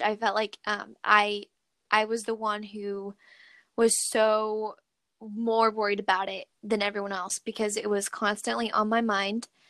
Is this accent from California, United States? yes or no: yes; Redding, California, United States; now in Sacramento, United States; I ended up going back to my hometown, which is in Redding, California